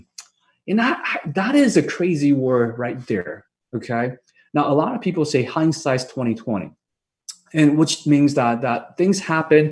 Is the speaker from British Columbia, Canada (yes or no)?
yes; Vancouver, British Columbia, Canada; I'm from Vancouver